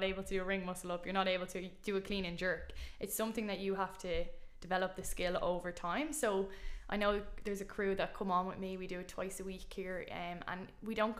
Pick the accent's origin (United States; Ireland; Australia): Ireland; being Irish